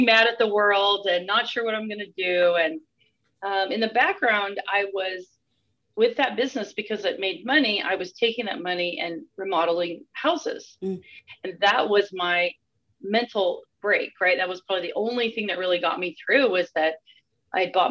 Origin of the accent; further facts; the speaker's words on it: Northern California, United States; I was born in the 70s and grew up in Northern California